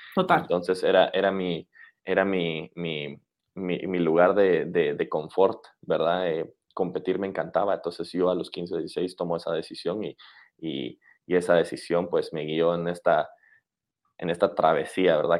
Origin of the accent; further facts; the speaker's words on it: Guatemala; moved away; somos de Centroamérica o de Guatemala